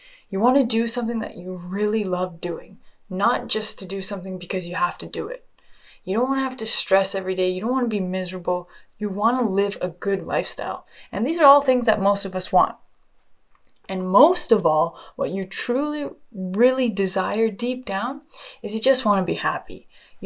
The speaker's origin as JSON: {"language": "English", "area": "just outside of Toronto", "region": "Ontario", "country": "Canada", "tie": "born or raised there", "also_born_or_lived": "Australia", "said": "I was born just outside of Toronto, Canada, and I can't lie, I've had such an amazing upbringing"}